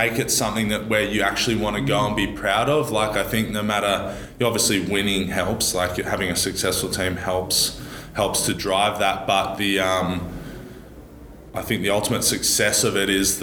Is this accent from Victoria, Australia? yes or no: no; Sydney, New South Wales, Australia; also born or lived in Italy; from Ringer